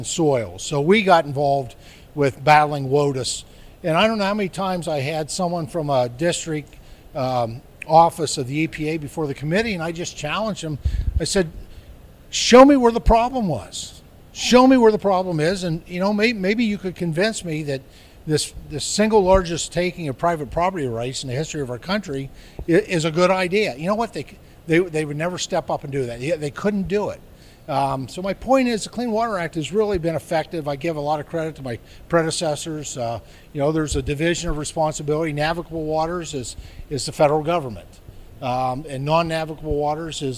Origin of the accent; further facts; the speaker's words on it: Pittsburgh, Pennsylvania, United States; I'm from the Commonwealth of Pennsylvania, where when I was probably a child in and around Pittsburgh